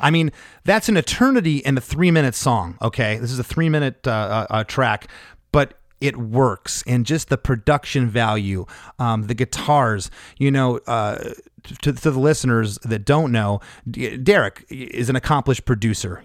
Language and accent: English; Canada; we're Canadian